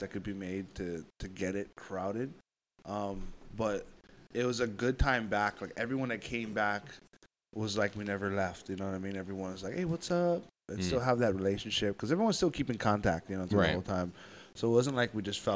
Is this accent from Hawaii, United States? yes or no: yes; Hawaii, United States; I'm Hawaiian, you know, like, I'm a Hawaiian business owner doing this, operating it myself